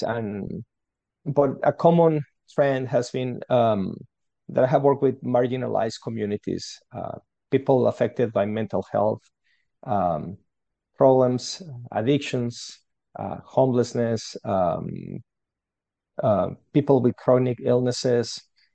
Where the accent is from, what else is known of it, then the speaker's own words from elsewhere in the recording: Guadalajara, Jalisco, Mexico; English is a second language; moved away as an adult; now in Canada; I'm from Mexico. That's where I grew up, from a city called Guadalajara